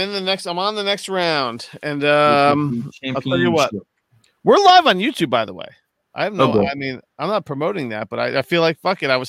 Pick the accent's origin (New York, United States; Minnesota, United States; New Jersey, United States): New Jersey, United States; Springfield; I'm like the hour away Springfield.